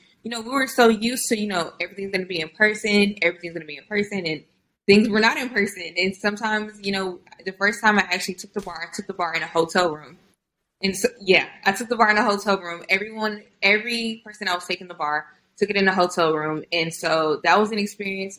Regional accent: Houston, Texas, United States; born or raised there; also born or lived in Austin, Texas / College Station, Texas

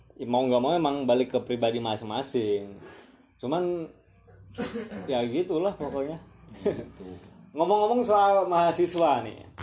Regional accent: Surakarta, Central Java, Indonesia; sebagai manusia pribumi yang tumbuh kembang dewasa di tanah ini, di Jawa Tengah. Jawa Tengah, khususnya Solo

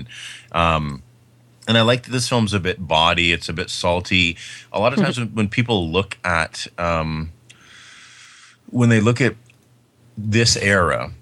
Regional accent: Canada; I'm Canadian

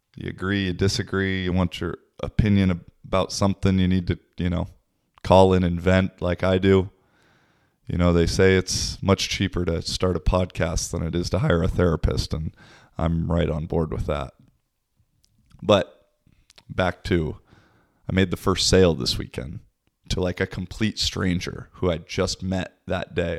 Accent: Seattle, Washington, United States; moved away as an adult; also born or lived in Portugal / Spain / Poland / Czech Republic; now in Kuopio, Finland; I'm originally from Seattle, but I've lived in Europe the last six years or so.

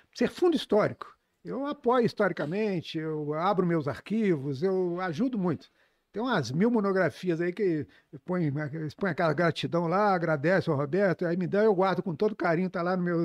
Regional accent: Juiz de Fora, Minas Gerais, Brazil; eu cresci lá no, na Cidade Alta

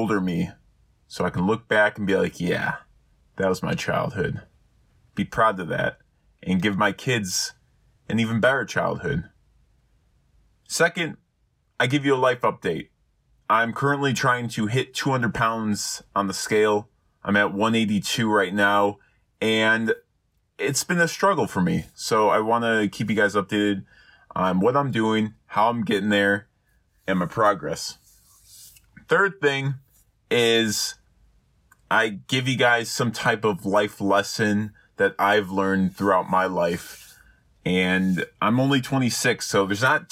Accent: Chicago, Illinois, United States; now in Texas, United States; I'm actually going back to Chicago in a week

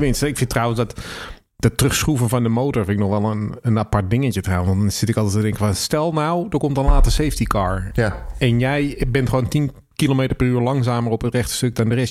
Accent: Netherlands; ik ben ook een Nederlander

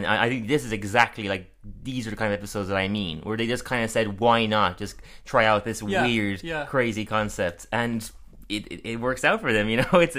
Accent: Ireland; we're from Ireland

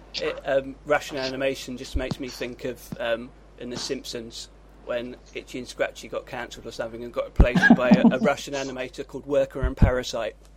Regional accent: United Kingdom; I'm British

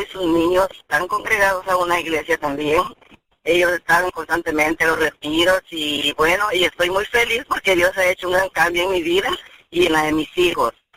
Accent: El Salvador; yo soy de El Salvador

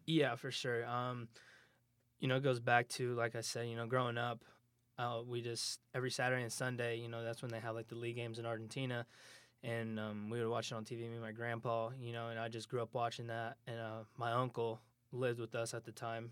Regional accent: Moore, Oklahoma, United States; moved away as an adult; also born or lived in Hinton, Oklahoma; now in Kansas, United States; I lived in Moore for a while. Uh, it's, it's a bigger town. a little bit bigger than where I'm from

